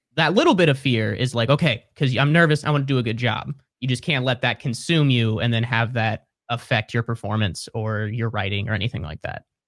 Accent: Cincinnati, Ohio, United States; moved away as an adult; also born or lived in Columbus, Ohio; now in Brooklyn, United States; So I grew up in Cincinnati, went to college north of Columbus, and then moved to Columbus after I graduated.

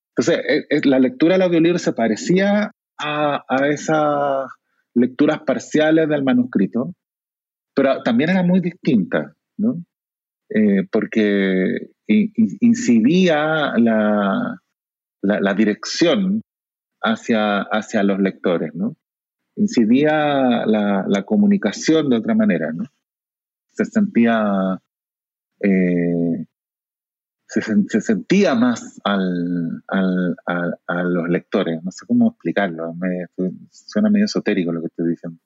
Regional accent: Chile; accent: Chilean Spanish; moved away as an adult; now in Mexico; cambiarse de acento del español de Chile al español de México, sin, sin perderlo

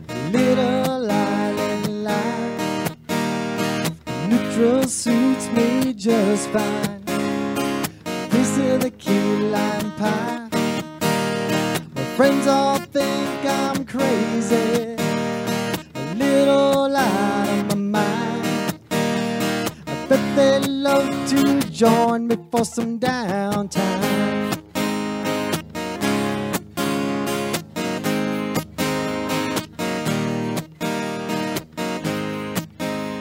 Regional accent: Rhode Island, United States; also born or lived in Key West; now in Florida Keys, United States; I grew up in Rhode Island.

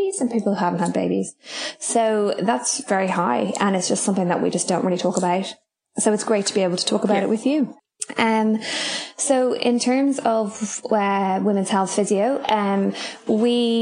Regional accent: Ireland; moved away as an adult; now in Raglan, New Zealand; I am Irish, in case you can't tell by my accent. But I moved to New Zealand about 10 years ago

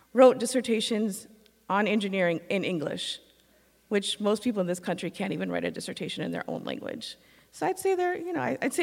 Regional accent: Madison, Wisconsin, United States; moved away; I'm from Wisconsin, because that's where I'm from

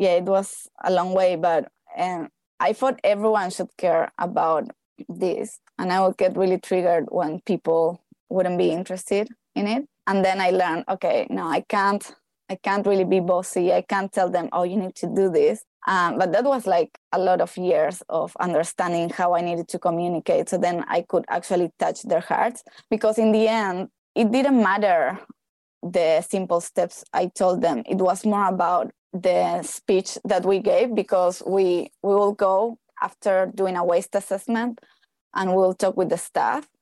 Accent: Argentina; moved away as an adult; also born or lived in Hawaii / Australia; now in Queenstown, New Zealand; I am from Argentina

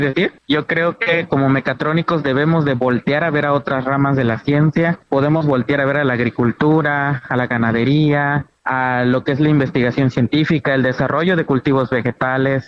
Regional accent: Betania, Mexico; en mi pueblo ni siquiera hay señal de teléfono

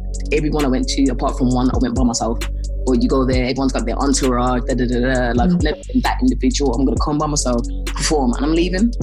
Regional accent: Birmingham, West Midlands, United Kingdom; moved away as an adult; now in London, United Kingdom; I'm from Birmingham

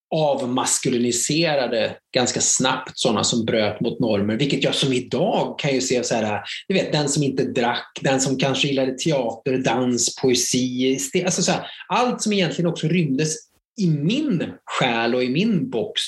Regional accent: a mill town in Värmland, Sweden; jag är en bruksort från Värmland

